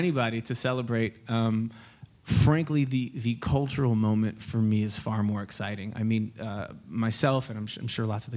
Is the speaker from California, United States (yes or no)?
yes; Bay Area, California, United States; a young kid growing up in the Bay Area in California